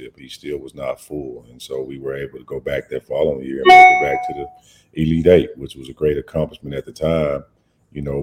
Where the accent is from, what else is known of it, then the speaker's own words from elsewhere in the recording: Ruston, Louisiana, United States; I grew up in Ruston, Louisiana